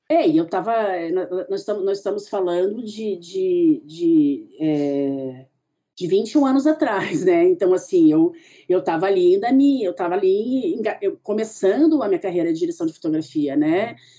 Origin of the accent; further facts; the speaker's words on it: Curitiba, Paraná, Brazil; moved away as an adult; also born or lived in São Paulo; eu sou curitibana